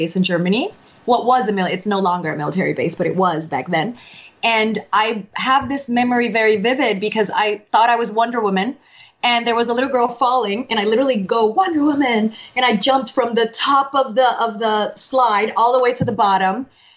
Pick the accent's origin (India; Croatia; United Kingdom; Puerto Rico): Puerto Rico; Aguas Buenas; I'm from Aguas Buenas, Puerto Rico. Aguas Buenas is the mountains